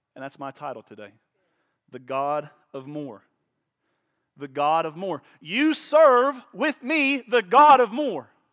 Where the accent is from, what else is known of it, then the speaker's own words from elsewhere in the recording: Oklahoma, United States; I was born in Oklahoma.